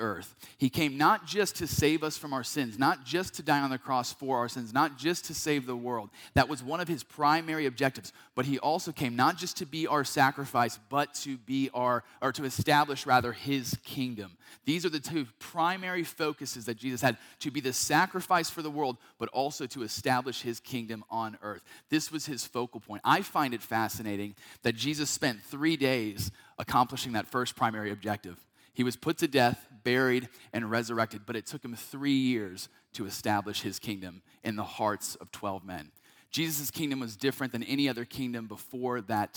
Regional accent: North Carolina, United States; now in Georgia, United States; I'm from North Carolina originally, been a part of churches there my entire life

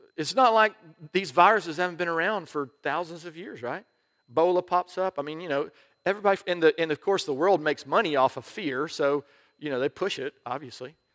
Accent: United States; I'm an American

